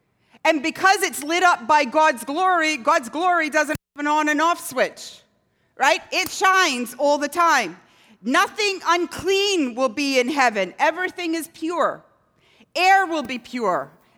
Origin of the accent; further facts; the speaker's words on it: Scotland, United Kingdom; I lived in a town growing up in Scotland where nobody locked their doors.